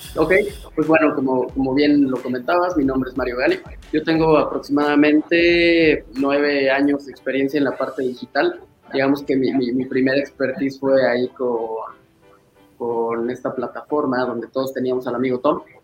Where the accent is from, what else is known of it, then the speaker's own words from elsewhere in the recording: Puebla, Mexico; also born or lived in Guadalajara; regresé a Puebla, yo soy de Puebla, eh, regresé a Puebla aquí